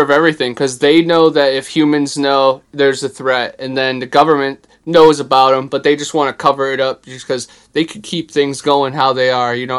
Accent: Ohio, United States; I'm from Ohio

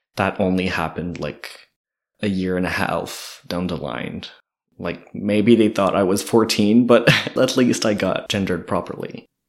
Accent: Kedgewick, New Brunswick, Canada; moved away as an adult; also born or lived in Edmundston; now in Moncton, Canada; I'm originally from Kedgewick. I lived in Edmundston a bit for a couple of years, and then I moved here in Moncton this summer

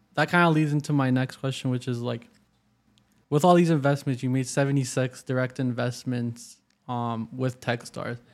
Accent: Waterloo, Ontario, Canada; I grew up in Waterloo, which is becoming a very prominent tech hub.

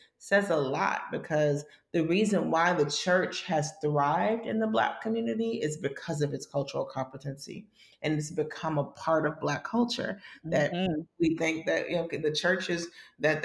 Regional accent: United States; a Black person growing up in America

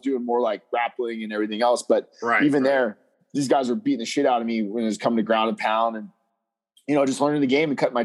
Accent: Las Vegas, Nevada, United States; me being born and raised in Vegas

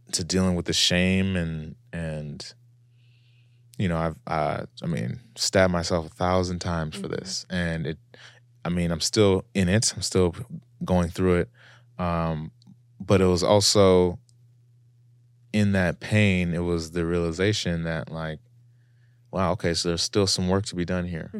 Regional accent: United States; I'm an American traveling

